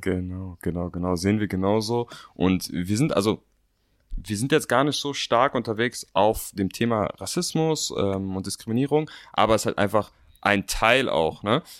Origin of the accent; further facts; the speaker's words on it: Berlin, Germany; Ich bin 27 Jahre alt, bin Berliner und bin Co-Founder der Motivation Bros.